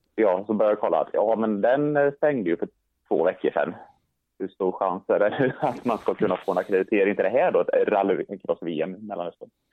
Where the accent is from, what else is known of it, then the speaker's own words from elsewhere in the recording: Sweden; jag skulle komma ner som svensk